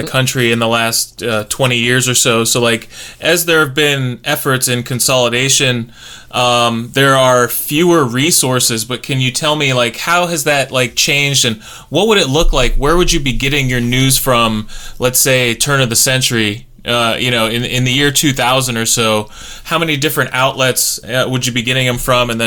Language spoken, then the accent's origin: English; Findlay, Ohio, United States; I was born and raised in Findlay